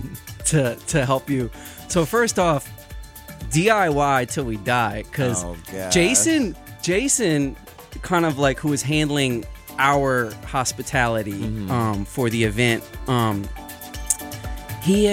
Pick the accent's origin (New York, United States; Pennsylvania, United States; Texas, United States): Pennsylvania, United States; Philadelphia; I'm from Philly and I'm not in Philly